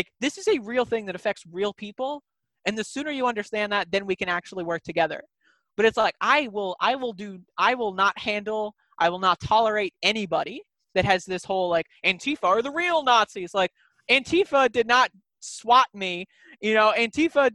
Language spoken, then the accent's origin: English; New Jersey, United States; I grew up in New Jersey